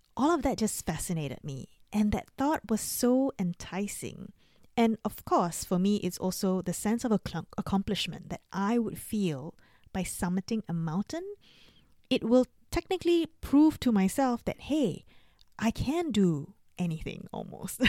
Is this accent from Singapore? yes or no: yes; Singapore; now in Australia; I grew up in Singapore and I live in Australia.